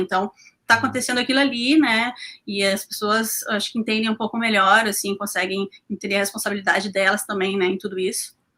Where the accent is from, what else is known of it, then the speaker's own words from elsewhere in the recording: Porto Alegre, Rio Grande do Sul, Brazil; sou de Porto Alegre